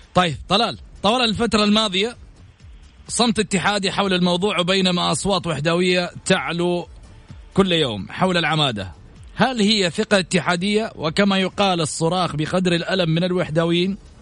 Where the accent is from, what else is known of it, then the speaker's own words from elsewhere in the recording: Saudi Arabia; نفتخر فيها كسعوديين